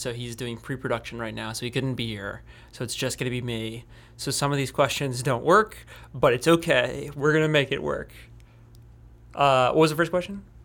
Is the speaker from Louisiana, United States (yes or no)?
yes; New Orleans, Louisiana, United States; I'm a filmmaker from New Orleans, Louisiana